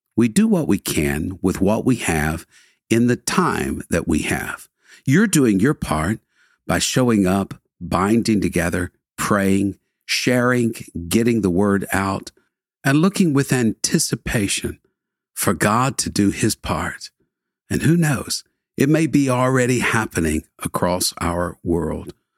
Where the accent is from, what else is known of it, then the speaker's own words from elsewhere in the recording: Houston, Texas, United States; I was born and raised in the Houston area, lived here nearly all of my life